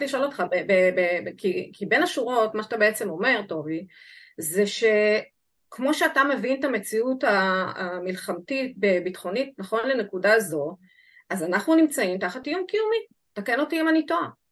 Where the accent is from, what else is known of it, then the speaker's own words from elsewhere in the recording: Israel; אני נולדתי כאן